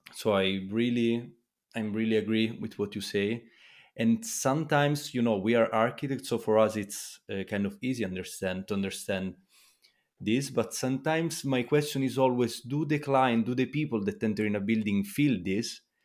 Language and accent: English; Italy; I come from Italy